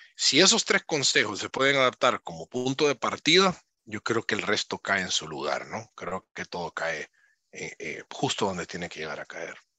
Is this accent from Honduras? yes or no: yes; Honduras; moved away as an adult; nací en Honduras y me estoy formando fuera de Honduras